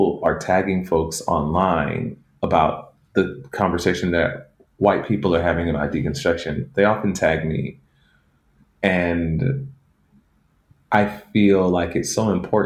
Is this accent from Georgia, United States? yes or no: yes; Atlanta, Georgia, United States; I grew up in Atlanta, where the legacy of the civil rights movement is very potent there.